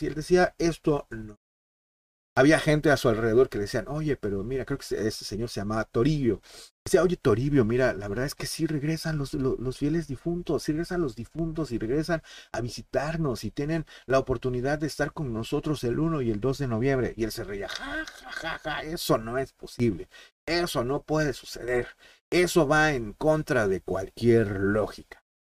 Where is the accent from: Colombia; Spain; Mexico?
Mexico; los que somos mexicanos